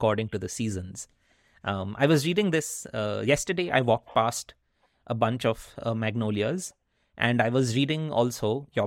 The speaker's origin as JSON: {"language": "English", "country": "India", "tie": "born or raised there", "also_born_or_lived": "Netherlands / Wisconsin, United States / Chicago, United States / Vancouver, Canada", "moved": "yes", "lives_now": "Pacific Northwest", "said": "growing up in India is a very dense, human-packed urban experience"}